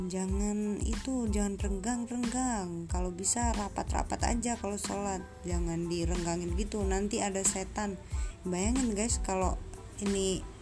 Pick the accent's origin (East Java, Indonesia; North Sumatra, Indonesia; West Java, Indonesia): East Java, Indonesia; Malang; now in Kediri, Indonesia; perantauan aku orang Malang nih tapi aku tinggal kerja di Kediri di Jawa Timur tapi agak jauh juga sih jadi merantau